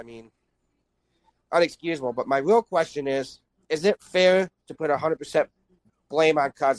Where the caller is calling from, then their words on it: Mason City, Iowa, United States; Calling from Mason City, Iowa. Go Hawkeyes, by the way.